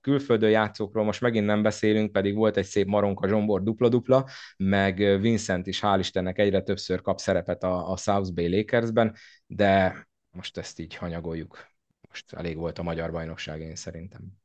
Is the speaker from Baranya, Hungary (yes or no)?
no; Szolnok, Jász-Nagykun-Szolnok, Hungary